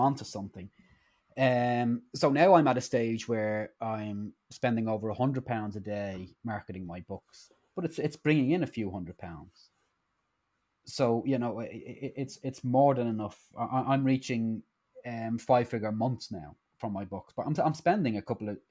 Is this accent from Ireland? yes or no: yes; Ireland; now in United Kingdom; I'm Irish, but I'm based in the UK.